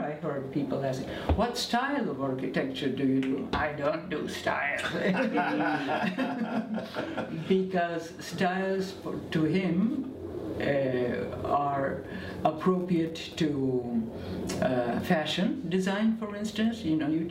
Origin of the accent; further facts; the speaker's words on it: Argentina; also born or lived in Belgium; I was born in Belgium, but as a toddler. I mean, or actually I was 4 years old when my parents decided to move to Argentina.